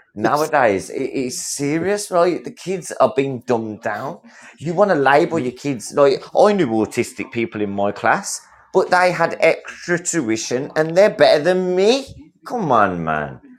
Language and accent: English; England, United Kingdom; I'm, I'm Englishman.